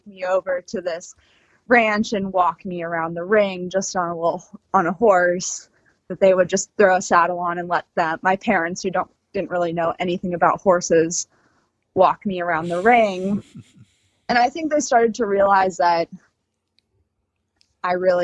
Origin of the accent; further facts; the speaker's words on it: Boston, Massachusetts, United States; now in Ocala, United States; I was born and raised in Boston, Massachusetts, in the city